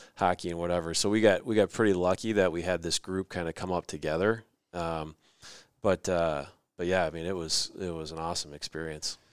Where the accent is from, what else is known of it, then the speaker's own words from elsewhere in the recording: Rochester, Minnesota, United States; kid growing up in Rochester, that that's kinda the team, right? That's the only team that's ever won a state championship out of our town